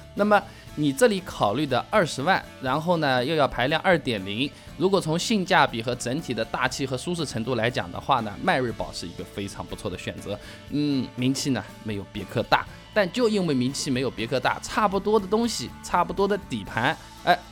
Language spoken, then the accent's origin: Chinese; southern China, China; accent: southern (南方人的口音); moved away as an adult; also born or lived in Hangzhou; now in Beijing, China; 像我这种南方人的口音，人家一听就听得出来